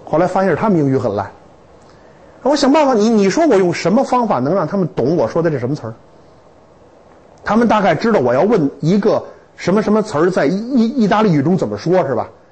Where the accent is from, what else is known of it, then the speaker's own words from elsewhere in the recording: China; 我们中国人聪明极了